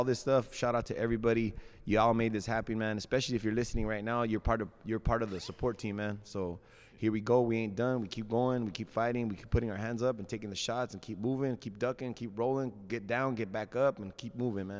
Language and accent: English; California, United States; And then we got the Cali, because we're from Cali, you know.